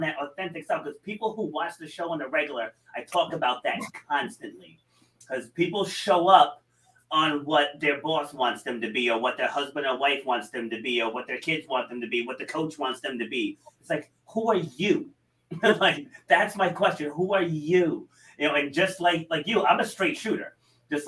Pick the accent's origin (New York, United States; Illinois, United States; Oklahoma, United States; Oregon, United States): New York, United States; now in Rhode Island, United States; I was born in New York and I have absolutely zero desire to move back there